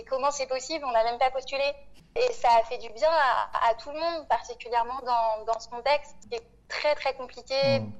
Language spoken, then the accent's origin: French; Réunion, France; also born or lived in Madagascar / metropolitan France; Moi, euh, je suis euh, une femme noire. Je suis née à Madagascar. J'ai grandi entre La Réunion et la métropole.